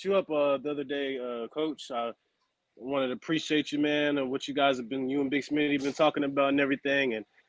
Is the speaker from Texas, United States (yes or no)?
no; Kansas City, Missouri, United States; now in Kansas City, Kansas, United States; Right now, I live in Kansas City, Kansas, but I'm from Missouri.